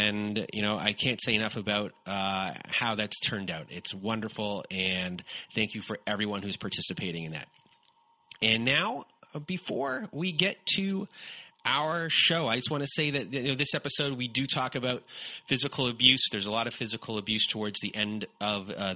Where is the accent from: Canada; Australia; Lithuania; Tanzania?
Canada